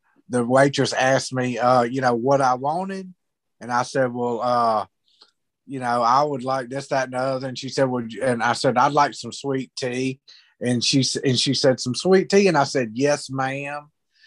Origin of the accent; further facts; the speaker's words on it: Mississippi, United States; I'm from Mississippi.